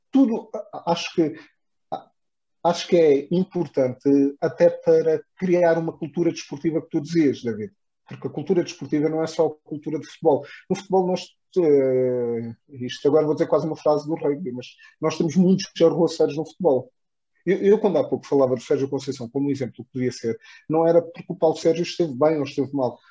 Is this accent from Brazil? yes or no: no; Odivelas, Lisbon, Portugal; nós que somos de Odivelas